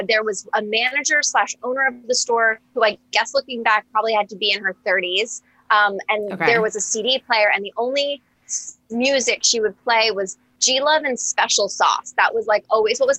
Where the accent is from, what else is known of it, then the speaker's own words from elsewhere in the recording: Westport, Connecticut, United States; I'm from Westport, Connecticut